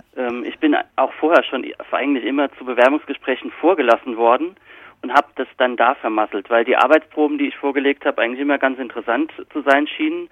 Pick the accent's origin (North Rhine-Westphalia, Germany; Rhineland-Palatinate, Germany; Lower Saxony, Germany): Rhineland-Palatinate, Germany; accent: Palatine (Pfälzisch); moved away; also born or lived in Kaiserslautern; Ich habe meinen Dialekt natürlich immer noch. Ich rede immer noch perfektes Pfälzisch.